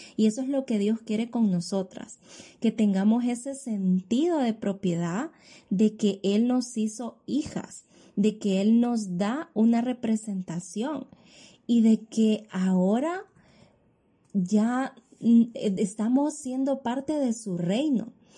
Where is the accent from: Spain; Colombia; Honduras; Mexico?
Honduras; soy ciudadana hondureña